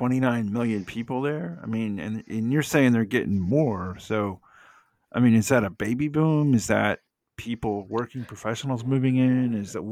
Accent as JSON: {"language": "English", "town": "Atlanta", "region": "Georgia", "country": "United States", "tie": "born or raised there", "also_born_or_lived": "Florida", "said": "I grew up in Metro Atlanta, lived here basically my whole life"}